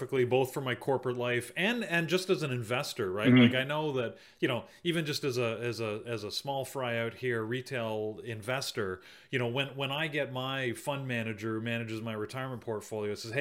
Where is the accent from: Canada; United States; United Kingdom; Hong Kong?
Canada; I'm Canadian